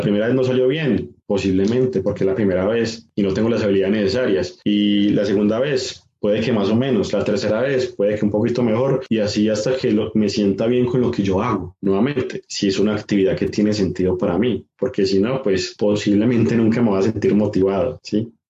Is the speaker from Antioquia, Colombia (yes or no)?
yes; Medellín, Antioquia, Colombia; now in Sabaneta, Colombia; Yo soy de Medellín, vivo en Sabaneta